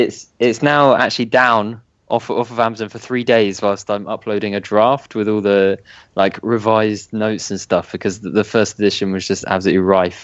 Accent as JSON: {"language": "English", "town": "Winchester", "region": "South East England", "country": "United Kingdom", "also_born_or_lived": "Cardiff", "said": "I'm from near Winchester."}